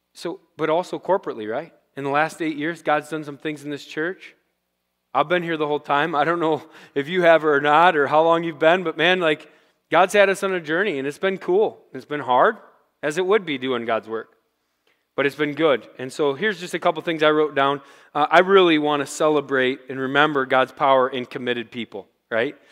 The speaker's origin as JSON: {"language": "English", "town": "Rochester", "country": "United States", "tie": "born or raised there", "said": "I grew up in Rochester"}